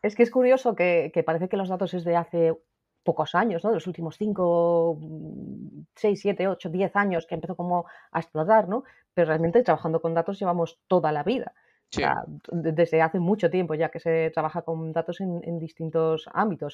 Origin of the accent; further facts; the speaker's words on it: Asturias, Spain; yo soy de Asturias